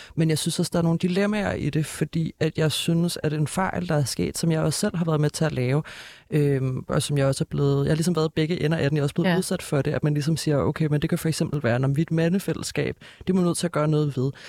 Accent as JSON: {"language": "Danish", "town": "Copenhagen", "region": "Capital Region of Denmark", "country": "Denmark", "tie": "born or raised there", "said": "jeg er jo altså, født og opvokset her i København"}